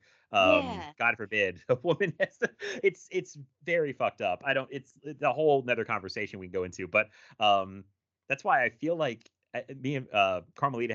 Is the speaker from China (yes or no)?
no; United States; I grew up in America